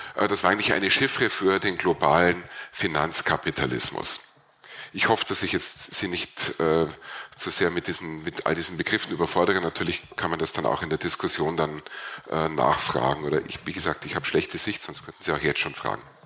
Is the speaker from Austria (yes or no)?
yes; Burgenland, Austria; bei uns im Burgenland